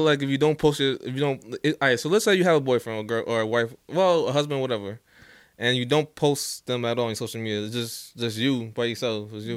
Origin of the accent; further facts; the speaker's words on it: New Jersey, United States; I'm born and raised in uh, Jersey